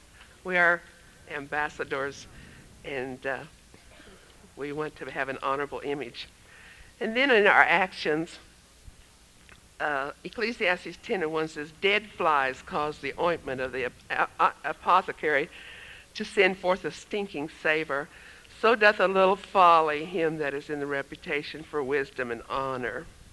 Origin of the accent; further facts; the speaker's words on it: Michigan, United States; moved away; I remember when we came from Michigan, in 1955, we moved from Michigan to Tulsa, Oklahoma.